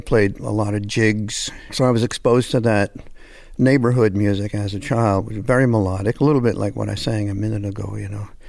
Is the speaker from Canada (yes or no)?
yes; Hamilton, Ontario, Canada; moved away; also born or lived in Los Angeles, United States / Toronto, Canada; I'm French Canadian, but I grew up in Hamilton, which is near Toronto